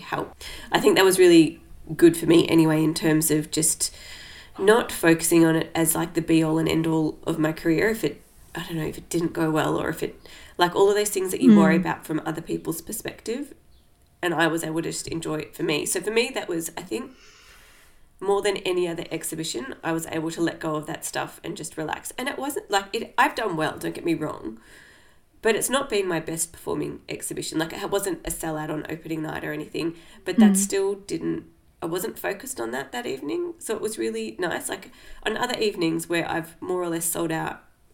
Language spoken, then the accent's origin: English; Australia; moved away; in my hometown